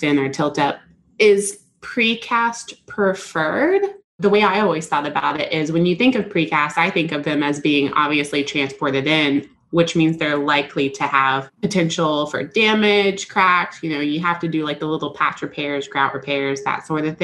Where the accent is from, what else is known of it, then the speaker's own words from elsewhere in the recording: Alabama, United States; now in Dallas, United States; we're in Dallas and I'm from Alabama